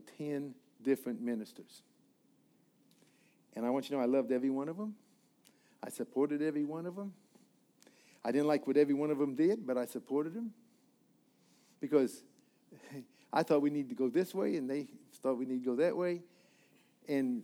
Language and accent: English; the Rockies, Rocky Mountains, United States; also born or lived in Missouri; now in Florida, United States; I'm a mountain boy. I was raised in the Rockies.